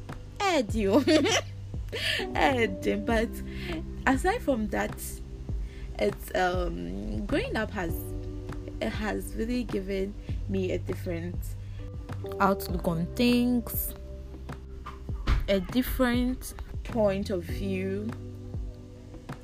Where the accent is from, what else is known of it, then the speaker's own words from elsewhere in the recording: Ghana; growing up in a Ghanaian household